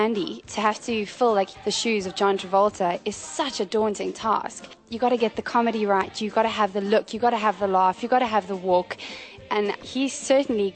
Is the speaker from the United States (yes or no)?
no; Cape Town, Western Cape, South Africa; I'm from Cape Town, South Africa